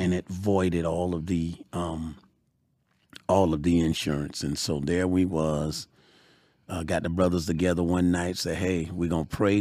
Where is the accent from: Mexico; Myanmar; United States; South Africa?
United States; Georgia; I'm from Georgia